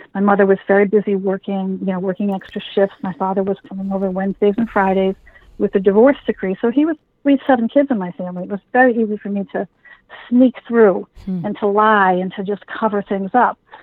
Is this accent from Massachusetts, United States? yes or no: yes; Massachusetts, United States; here in Massachusetts